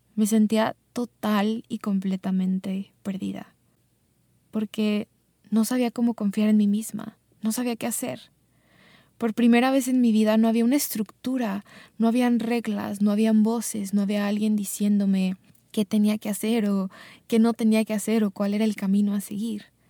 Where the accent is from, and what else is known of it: Mexico; born or raised there; also born or lived in Chicago, United States